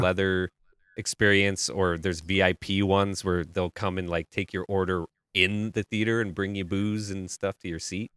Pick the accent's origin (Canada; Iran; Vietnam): Canada; I'm from Canada.